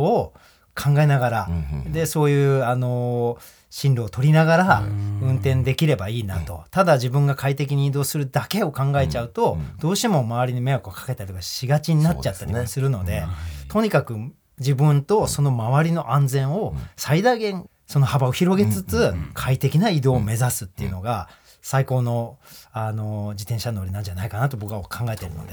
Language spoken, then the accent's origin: Japanese; Tokyo, Japan; 東京っていうね、僕が生まれ育った町